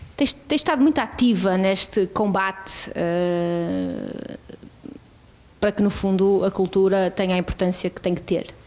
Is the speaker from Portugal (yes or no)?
yes; Trás-os-Montes / Douro, Norte, Portugal; also born or lived in Porto / Guimarães / Cerveira; now in Braga, Portugal; eu não sou de Braga, sou transmontana, sou duriense